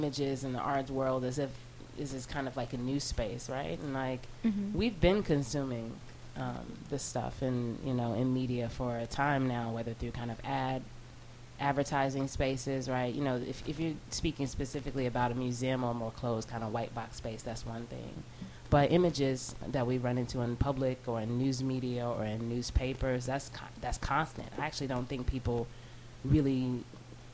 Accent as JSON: {"language": "English", "town": "Chicago", "region": "Illinois", "country": "United States", "also_born_or_lived": "Flatbush, Brooklyn, New York", "moved": "yes", "lives_now": "New York, United States", "said": "I'm from Chicago"}